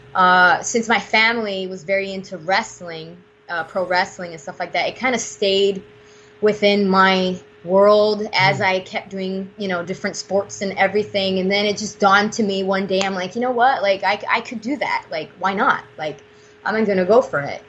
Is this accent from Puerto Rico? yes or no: yes; Puerto Rico; I'm from Puerto Rico